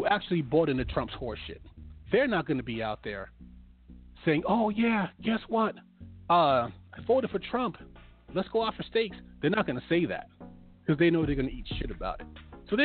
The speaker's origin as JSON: {"language": "English", "region": "New York", "country": "United States", "said": "I'm from New York"}